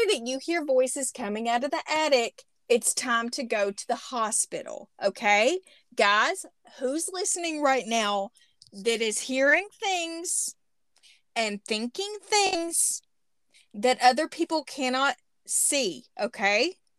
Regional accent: Arkansas, United States; accent: Southern; moved away; also born or lived in Spokane, Washington; adjacent to my hometown, about 10 miles away. Okay. In the teeny, teeny, tiny town, I'm talking like maybe population 300 of Montongo, Arkansas

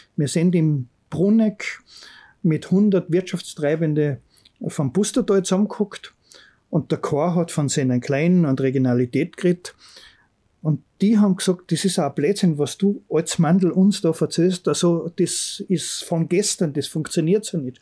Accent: Bramberg am Wildkogel, Salzburg, Austria; wenn mir gefragt werden, woher kommst du, dann sage ich eigentlich, wo ich den Großteil meiner Kindheit erlebt habe. Also ich sage Bramberg

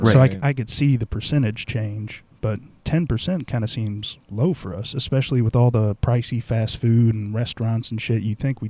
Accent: Overland, Missouri, United States; now in St. Charles, United States; I say St. Louis, even though it was Overland, and because Overland was like a 15-minute drive from downtown, so call it St. Louis, man.

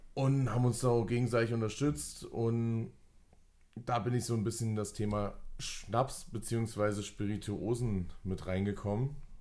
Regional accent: Fulda, Hesse, Germany; wir kommen beide von hier, wir kommen hier aus Fulda

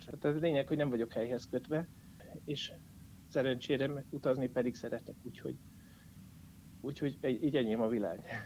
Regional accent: Jászberény, Jász-Nagykun-Szolnok, Hungary; moved away; also born or lived in Szeged; Jászberénybe ezért is jöttem vissza egyrészt, mert a szülővárosom

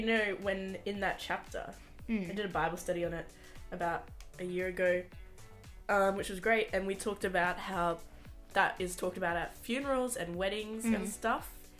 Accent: Charleville, Queensland, Australia; now in Brisbane, Australia; I'm from Charleville.

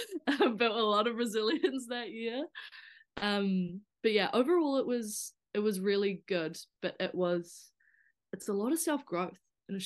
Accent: Whanganui, Manawatū-Whanganui, New Zealand; I came from Whanganui, where it was, you know, a very small town.

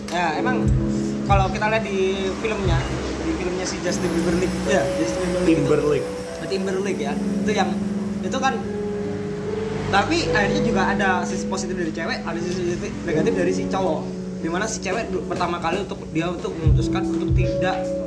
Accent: Java, Indonesia; aku kan orang Jawa terakhir di Jawa jadi bahasa Inggris gua agak-agak ini

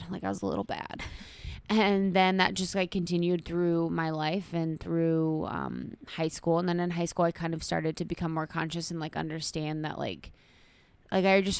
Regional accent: Ohio, United States; so I'm from Ohio, small town in Ohio, um, which is pretty conservative

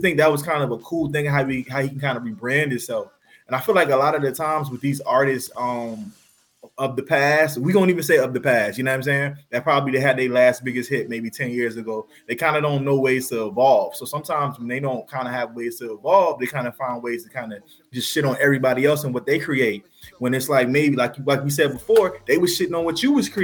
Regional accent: New York, United States; moved away; also born or lived in Atlanta, Georgia; I'm from New York

